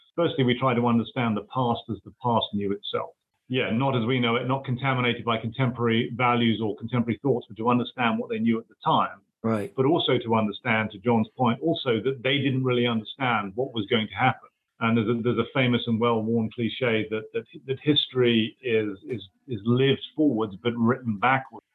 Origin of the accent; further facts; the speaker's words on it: United Kingdom; accent: British; moved away as an adult; now in United States; although I am an American U.S. citizen now, I hail from the United Kingdom. So my accent is still, after 20 odd years, recognizably, I guess, British.